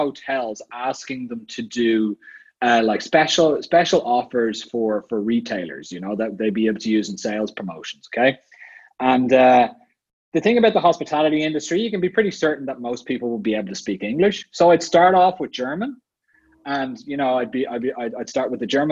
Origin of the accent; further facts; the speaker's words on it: Ireland; moved away as an adult; also born or lived in Dublin / Vienna, Austria; I grew up in Ireland